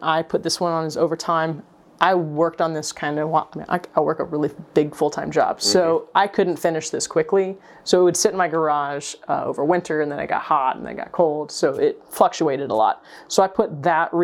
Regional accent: the South, United States; I'm from the South

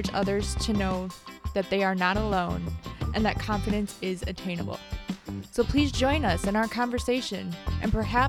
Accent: Lansing, Michigan, United States; born or raised there

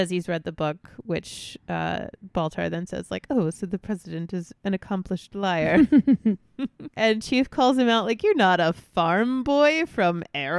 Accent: New York, United States; people tell me all the time that I don't sound like I'm from Long Island, and I don't.

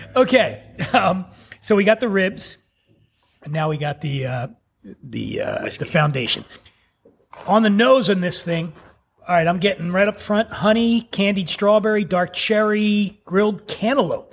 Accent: Philadelphia, Pennsylvania, United States; I grew up poor in Philly

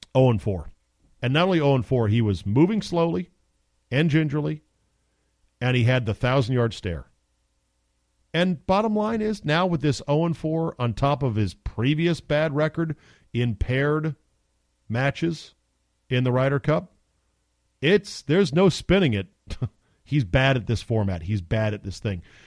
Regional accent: United States; I'm American

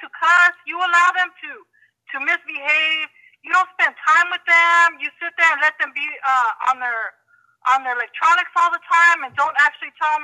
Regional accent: California, United States; I'm from California

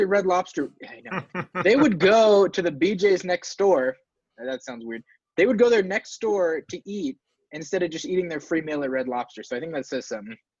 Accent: Whittier, California, United States; in the city of Whittier, which is my hometown

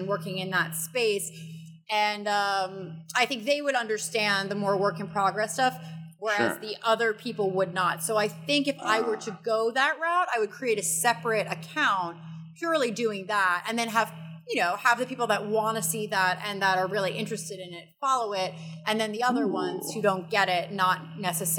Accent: New York City, New York, United States; moved away; I grew up in New York

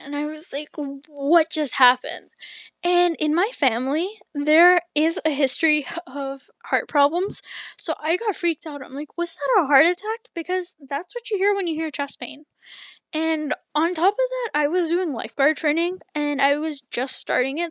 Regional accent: Canada; I'm Canadian.

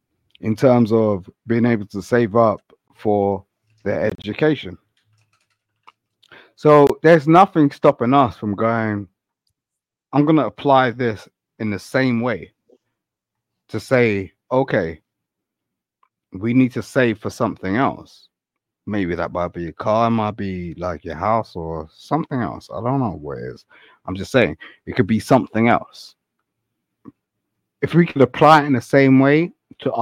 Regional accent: London, United Kingdom; I'm from London

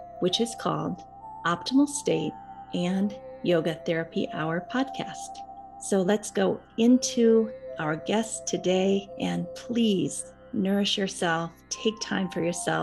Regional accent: Iowa, United States; I'm from Iowa also

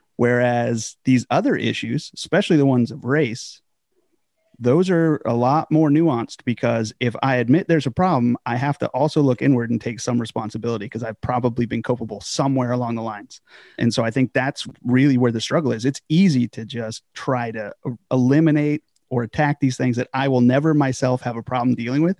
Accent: Southern California, United States; moved away as an adult; now in Virginia, United States; a village church out in Southern California. So from there, I grew up in the Foursquare Church primarily

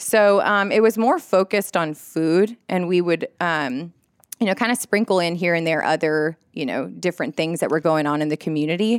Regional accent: Laredo, Texas, United States; moved away as an adult; also born or lived in Austin, Texas; now in Augusta, United States; I was born and raised in Laredo, Texas, which is on the border of Mexico.

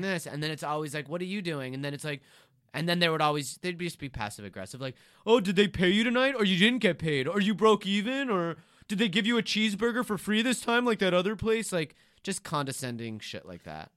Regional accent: Beverly Hills, California, United States; I'm from Beverly Hills

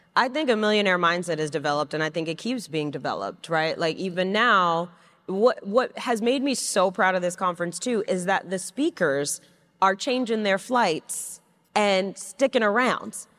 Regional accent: New York City, New York, United States; I grew up in Flushing, Queens

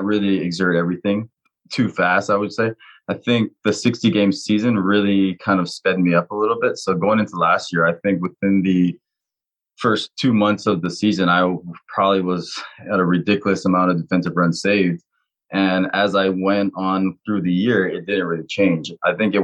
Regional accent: Hawaii, United States; growing up in Hawaii

